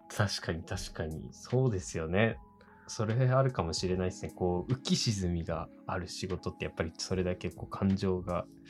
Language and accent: Japanese; next to Oshu City, Iwate, Japan; 僕の地元っていうか、本当にこう欧州市にすぐ隣の